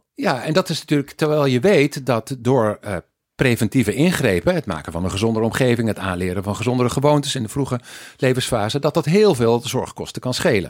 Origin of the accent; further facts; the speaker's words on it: Weert, Limburg, Netherlands; moved away; also born or lived in Eindhoven / Wageningen / United States / Sweden; Ik eh, ben eh, geboren in Weert, ooit, als een teller van een familie die bij Philips werkte in Eindhoven. Dus ik ben import eigenlijk